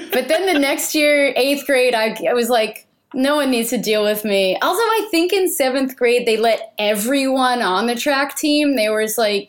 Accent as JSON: {"language": "English", "town": "Jackson", "region": "New Jersey", "country": "United States", "tie": "born or raised there", "said": "I grew up in Jackson, New Jersey, regular suburban suburb, New Jersey life"}